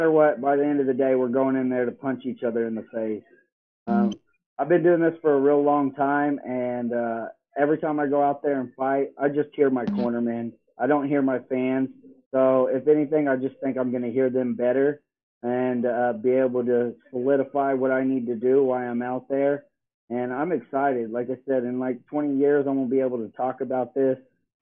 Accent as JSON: {"language": "English", "town": "Tulsa", "region": "Oklahoma", "country": "United States", "tie": "born or raised there", "said": "I was born and raised in Tulsa, Oklahoma. I'm 13-5 as a professional."}